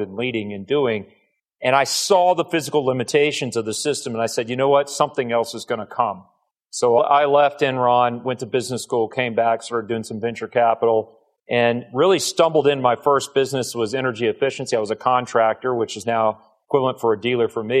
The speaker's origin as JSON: {"language": "English", "town": "Bryan", "region": "Texas", "country": "United States", "tie": "born or raised there", "moved": "yes", "lives_now": "Houston, United States", "said": "I grew up in Bryan"}